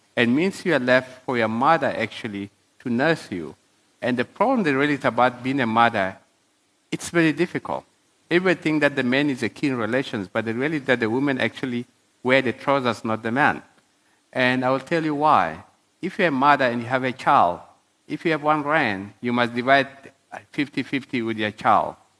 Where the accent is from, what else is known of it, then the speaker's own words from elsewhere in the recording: South Sudan; now in South Africa; when I was growing up in South Sudan.